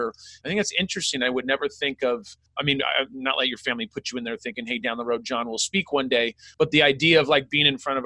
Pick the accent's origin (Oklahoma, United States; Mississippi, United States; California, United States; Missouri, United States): California, United States; also born or lived in Sacramento; I grew up in California as well